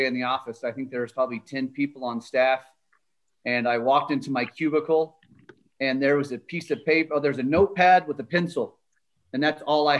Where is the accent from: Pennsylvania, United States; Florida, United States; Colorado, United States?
Colorado, United States; also born or lived in Hawaii; growing up in Colorado, going to Colorado State, and then working at the Mountain West for so long